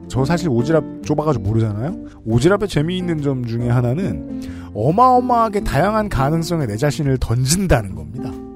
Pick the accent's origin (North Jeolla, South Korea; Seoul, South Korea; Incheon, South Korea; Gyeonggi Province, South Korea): Seoul, South Korea; 저는 저는 서울 평생 서울 사람인데